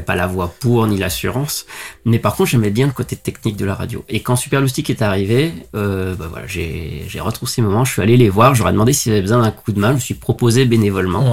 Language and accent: French; Lyon, Auvergne-Rhône-Alpes, France; je suis originaire de Lyon.